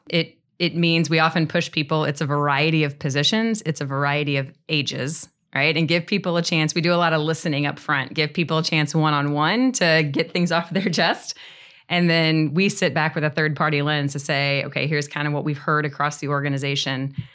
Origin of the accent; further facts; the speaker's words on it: Northeast Missouri, United States; moved away as an adult; also born or lived in Saint Louis, Missouri; I'm from Northeast Missouri originally, so moved to Saint Louis afterwards